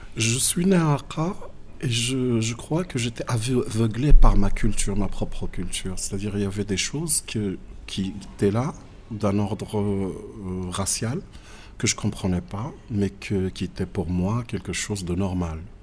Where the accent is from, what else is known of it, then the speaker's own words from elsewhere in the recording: Agadir, Souss-Massa, Morocco; also born or lived in Akka; je suis né à Aka. Euh, vite fait, j'ai vu mes parents immigrer partir encore dans le sud, mais cette fois-ci dans la ville. C'était à, à Agadir, où j'ai passé ma petite enfance